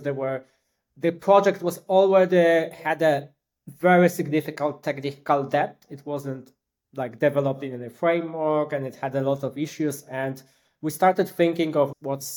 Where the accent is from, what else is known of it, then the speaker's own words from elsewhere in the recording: Poland; also born or lived in Wrocław, Poland; I come from Poland. I live in a beautiful city, Wrocław.